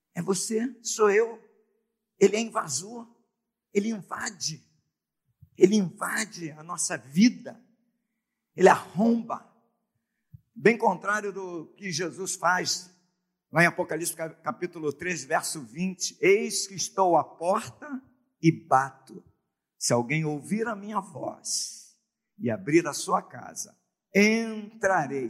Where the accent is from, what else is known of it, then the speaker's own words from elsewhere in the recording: Brazil; nós somos é, brasileiros